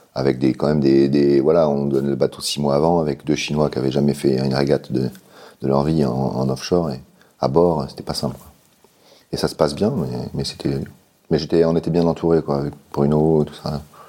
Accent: Finistère, Brittany, France; also born or lived in Paris; je suis né à Paris, mais j'ai habité ah. euh, dans le Finistère tout le temps

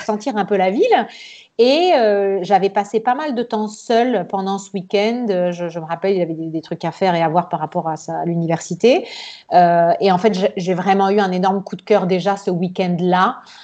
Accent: Nice, Provence-Alpes-Côte d'Azur, France; moved away as an adult; also born or lived in Florence, Italy; now in Tuscany, Italy; j'ai grandi à Nice, on est à côté de l'Italie

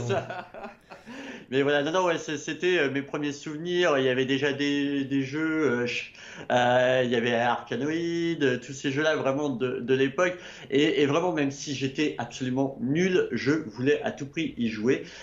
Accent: Annecy, Auvergne-Rhône-Alpes, France; je suis annécien pur souche. je suis né à Annecy. Je vis encore aujourd'hui à Annecy.

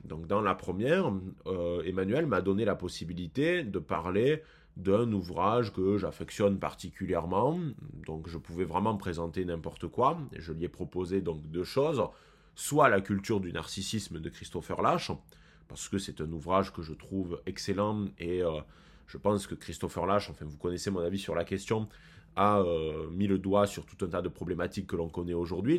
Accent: France; nous en tant que Français

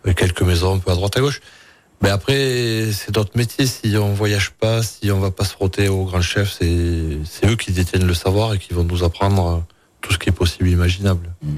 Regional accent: Tarbes, Occitania, France; moved away as an adult; now in Cantal, France; J'ai fait une école hôtelière donc chez moi à Tarbes.

